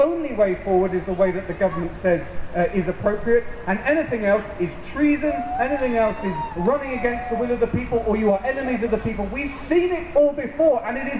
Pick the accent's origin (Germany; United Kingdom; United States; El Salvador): United Kingdom; proud to say we're British